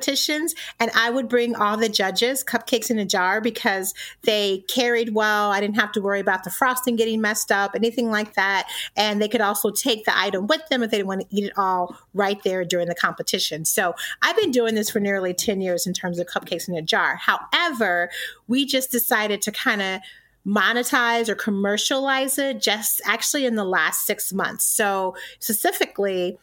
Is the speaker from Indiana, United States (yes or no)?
yes; Indiana, United States; also born or lived in Alabama; now in Michigan, United States; I'm originally from Indiana